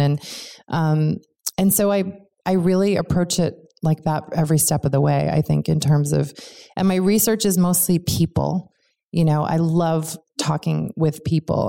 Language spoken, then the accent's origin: English; Cambridge, Massachusetts, United States; I grew up in Cambridge, Massachusetts